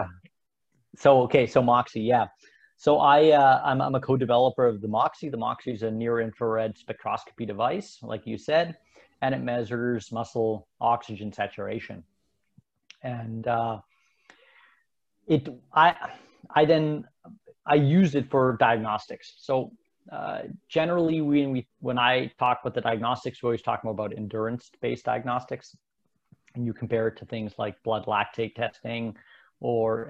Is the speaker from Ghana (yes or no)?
no; Canada; also born or lived in Switzerland; I was born in Switzerland. My parents moved to Canada